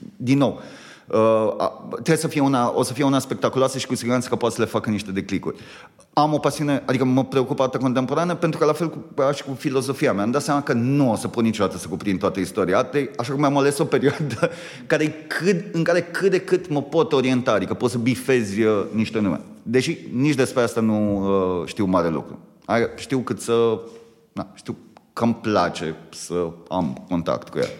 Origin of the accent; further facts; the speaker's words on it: Romania; noi ca români